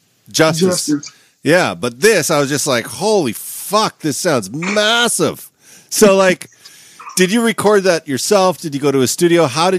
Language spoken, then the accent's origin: English; Canada; moved away as an adult; now in Washington, D.C., United States; I'm from Canada.